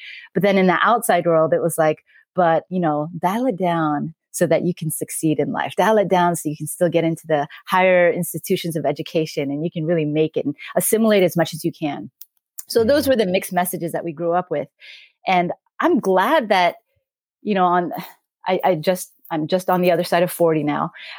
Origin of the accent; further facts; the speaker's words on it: Canada; now in United States; Again, being Korean Canadian, actually, I just recently became an American citizen. But growing up in Canada, I do wonder, there probably were some differences.